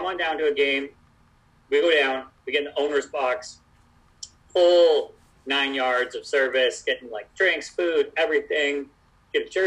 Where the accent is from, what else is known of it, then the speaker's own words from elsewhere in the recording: Vancouver, British Columbia, Canada; also born or lived in Toronto / Florida; now in Los Angeles, United States; I'm from Vancouver originally